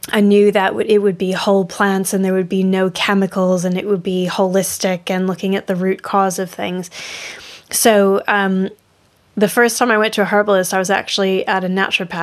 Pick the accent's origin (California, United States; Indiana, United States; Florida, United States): Florida, United States; now in Yorkshire, United Kingdom; I'm originally from Florida